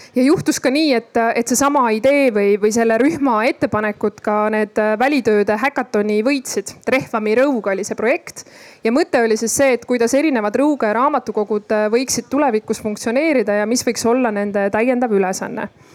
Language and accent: Estonian; Ida-Viru County, Estonia; moved away; ma olen sealt ise pärit, siis äh, noh, olin ma olnud ka pikalt seal eemal